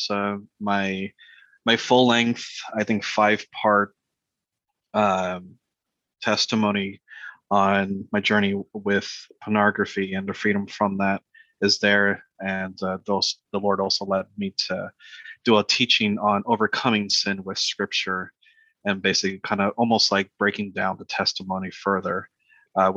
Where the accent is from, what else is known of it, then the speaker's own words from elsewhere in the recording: South Florida, United States; moved away as an adult; also born or lived in Connecticut / Puerto Rico; now in Charlotte, United States; I moved to Florida, South Florida. And was there for probably most of my life, I think almost 22, 23 years